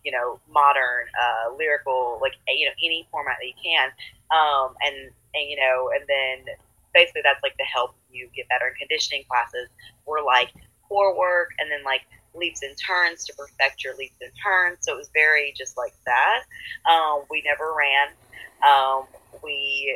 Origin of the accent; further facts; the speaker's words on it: Murfreesboro, Tennessee, United States; I am from Murfreesboro, Tennessee, born and raised, so it's near Nashville